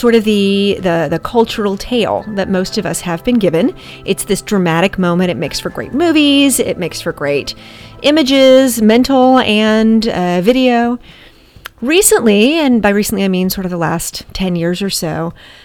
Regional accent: Montgomery, Alabama, United States; I grew up in Montgomery, Alabama

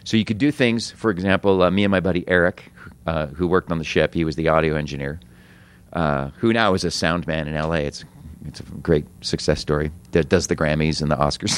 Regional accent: United States; we're American

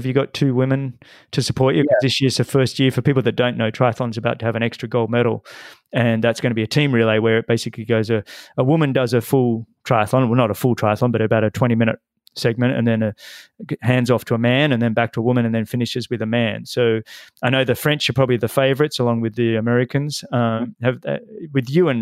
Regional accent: Australia

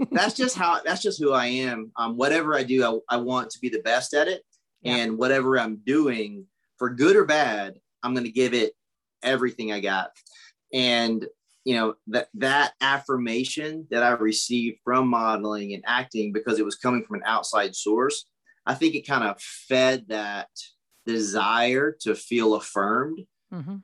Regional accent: Pageland, South Carolina, United States; moved away; also born or lived in Charlotte, North Carolina; I grew up in a really, really small town in South Carolina, Pageland

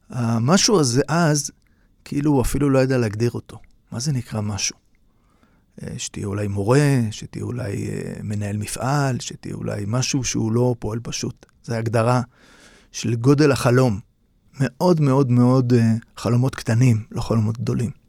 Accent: Tel Aviv, Tel Aviv District, Israel; כולם גרו באזור של קריית שלום, שכונת שפירא. ושם אני נולדתי ב-1960. גדלתי באזור שמבחינה סוציו-אקונומית היה כמובן נמוך, אבל אזור שהחיים היו חיים די פשוטים, אבל חיים שמחים.

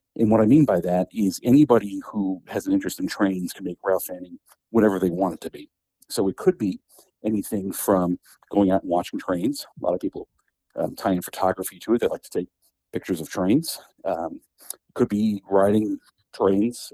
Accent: Metuchen, New Jersey, United States; I grew up watching trains in Metuchen

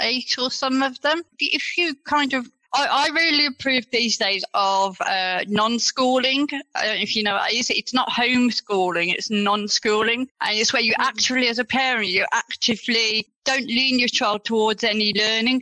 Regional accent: Black Country, West Midlands, United Kingdom; accent: yam yam; also born or lived in Greece; I was born and raised in the Black Country all my life

